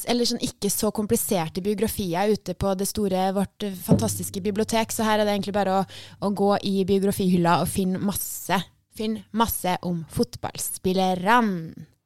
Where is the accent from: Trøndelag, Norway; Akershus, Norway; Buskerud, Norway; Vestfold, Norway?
Trøndelag, Norway; accent: Trøndelag dialect; å ha en ekstra trønder. Du hører jo min dialekt har bare blitt bredere nå av det her.